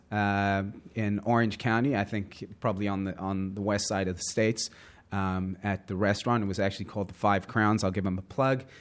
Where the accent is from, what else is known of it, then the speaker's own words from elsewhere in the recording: Johannesburg, Gauteng, South Africa; also born or lived in Southern California; now in New York, United States; born and raised Johannesburg, South Africa, moved to the U.S.